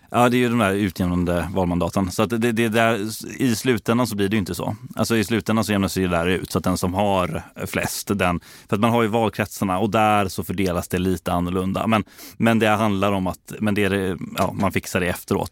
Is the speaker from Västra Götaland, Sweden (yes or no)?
yes; Gothenburg, Västra Götaland, Sweden; born or raised there